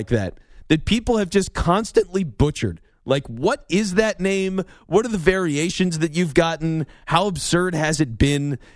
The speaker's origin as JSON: {"language": "English", "town": "Philadelphia", "region": "Pennsylvania", "country": "United States", "tie": "born or raised there", "said": "I was born and raised in Philly"}